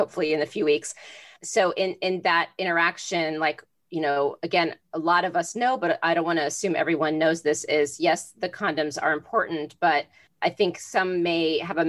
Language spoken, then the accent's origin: English; Florida, United States; I grew up in Florida